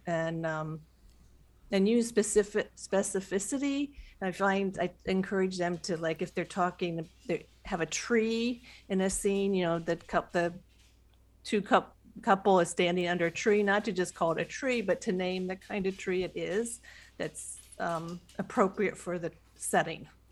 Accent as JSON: {"language": "English", "region": "Western Ohio", "country": "United States", "said": "I'm from the Western Ohio. I'm from the Midwest"}